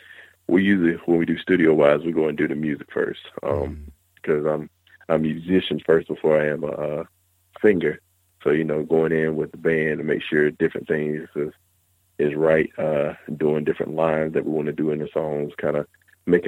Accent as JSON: {"language": "English", "town": "Jacksonville", "region": "North Carolina", "country": "United States", "moved": "yes", "lives_now": "Orangeburg, United States", "said": "I'm originally from Jacksonville, North Carolina, but I currently live in Orangeburg."}